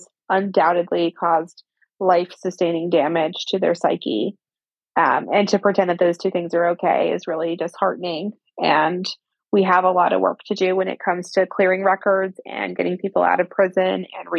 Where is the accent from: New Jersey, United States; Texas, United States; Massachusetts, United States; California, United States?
California, United States; Northern; I grew up in Northern California